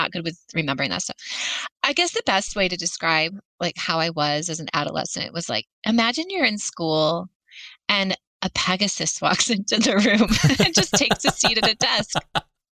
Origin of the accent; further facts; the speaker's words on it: Flint, Michigan, United States; So I grew up just outside of Flint, Michigan, and I was the middle child of three.